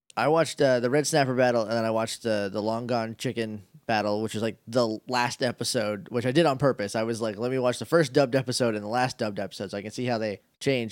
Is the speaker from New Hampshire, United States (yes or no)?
yes; New Hampshire, United States; moved away; I'm from New Hampshire